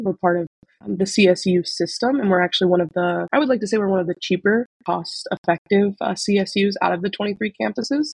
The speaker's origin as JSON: {"language": "English", "town": "Sacramento", "region": "California", "country": "United States", "said": "I'm from Sacramento"}